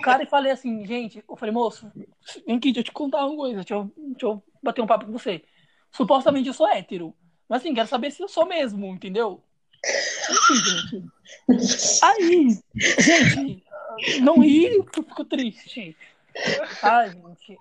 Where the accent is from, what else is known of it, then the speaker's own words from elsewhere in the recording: São Paulo, Brazil; sou de São Paulo